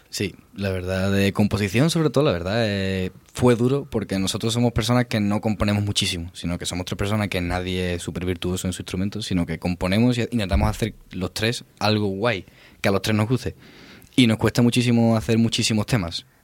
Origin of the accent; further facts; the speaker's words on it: Cádiz, Andalusia, Spain; somos de Cádiz